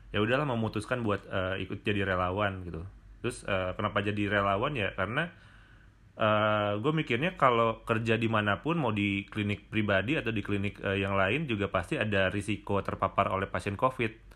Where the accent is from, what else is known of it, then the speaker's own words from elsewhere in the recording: Bandung, West Java, Indonesia; also born or lived in Maumere; gue asal dari Bandung